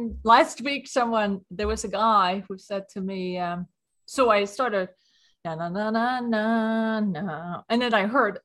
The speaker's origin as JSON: {"language": "English", "country": "Sweden", "accent": "Swedish", "second_language": "English", "moved": "as an adult", "lives_now": "New York, United States", "said": "I'm from Sweden, hence the accent. But I moved to New York in 1994"}